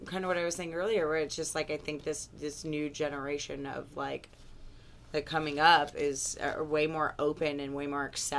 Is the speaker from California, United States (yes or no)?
yes; Oak Park, California, United States; Oh, I grew up in Ventura County, so, like, Oak Park, like, near Calabasas, Sahara Hills area.